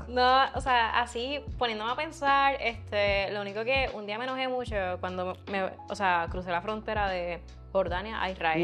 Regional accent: Hatillo, Puerto Rico; yo soy de Atillo, o sea, en Atillo hay muchas vacas también

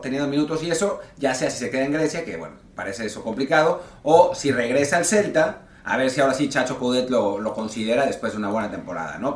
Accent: Mexico

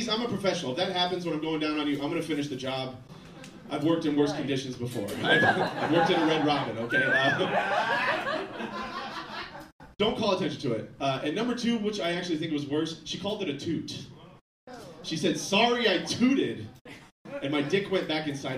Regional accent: Florida, United States; now in Portland, United States; I am from Florida

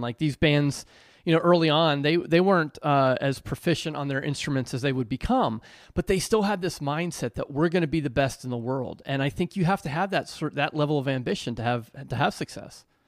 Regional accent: Pennsylvania, United States; moved away; also born or lived in New Jersey; I was born and raised in Pennsylvania

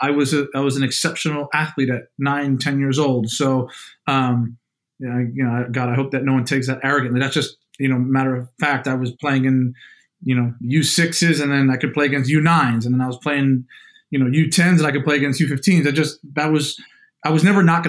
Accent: New Jersey, United States; moved away; Played basketball growing up, man. You know, I'm from Jersey, it's in our blood

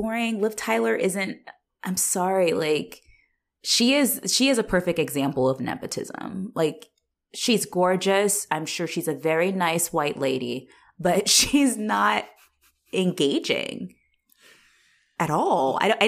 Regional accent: Australia; I'm Australian.

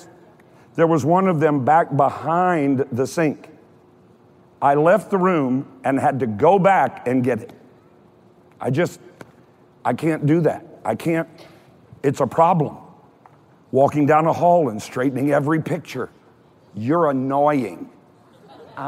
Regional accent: Kentucky, United States; I'm from Kentucky

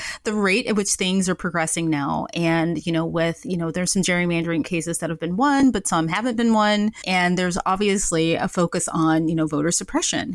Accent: Memphis, Tennessee, United States; moved away; I grew up in Memphis, Tennessee

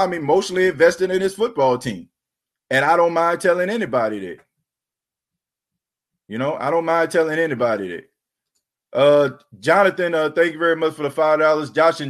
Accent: New Orleans, Louisiana, United States; We are from New Orleans, where we always keep it real.

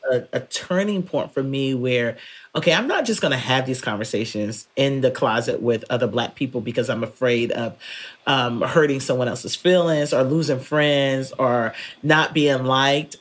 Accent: North Carolina, United States; now in Texas, United States; growing up in North Carolina

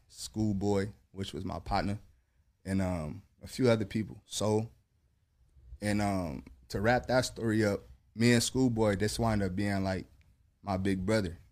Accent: Long Beach, California, United States; I'm from Long Beach

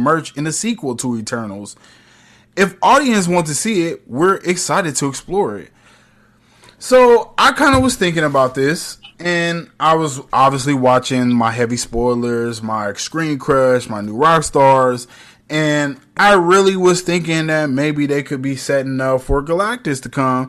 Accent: United States; I'm from America

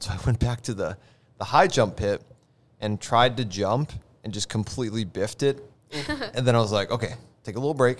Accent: Roseau, Minnesota, United States; moved away; I come from Hockey Town, USA, Roseau, Minnesota

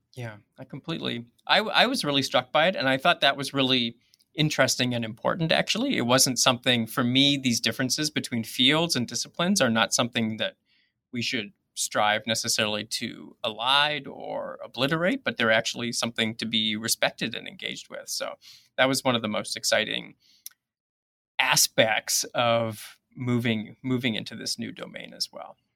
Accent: Toronto, Ontario, Canada; moved away as an adult; now in Minnesota, United States; I'm actually originally from Canada, from Toronto, which I think is actually possibly significant to this story 'cause it was a really diverse city.

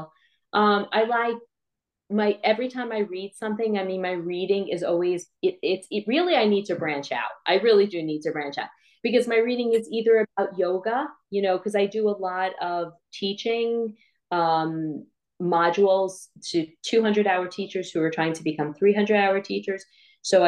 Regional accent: New York, United States; I'm from New York and I can't pronounce my H's

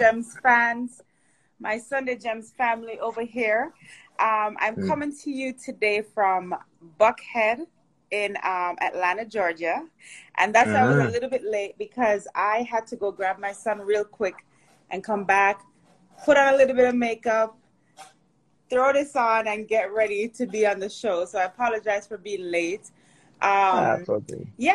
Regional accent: Portmore, Saint Catherine, Jamaica; also born or lived in Kingston, Jamaica; now in United States; I was born in Kingston, raised in St. Catherine, Portmore.

